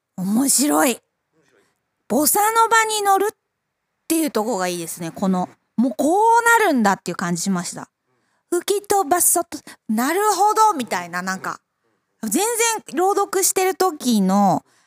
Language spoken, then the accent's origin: Japanese; Makubetsu, Hokkaido, Japan; 私、北海道中川郡 幕別町出身